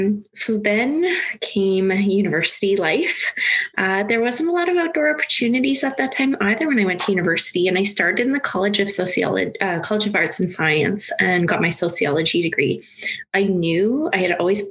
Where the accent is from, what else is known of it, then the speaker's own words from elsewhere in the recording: Saskatoon, Saskatchewan, Canada; I was born here in Saskatchewan and I grew up rurally outside of Saskatoon